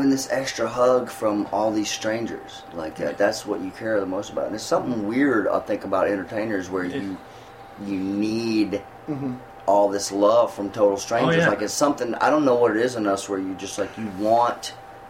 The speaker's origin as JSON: {"language": "English", "town": "Macon", "region": "Georgia", "country": "United States", "tie": "born or raised there", "also_born_or_lived": "Fort Worth, Texas", "said": "I grew up in Macon, Georgia, which is right in the center of Georgia, called Middle Georgia"}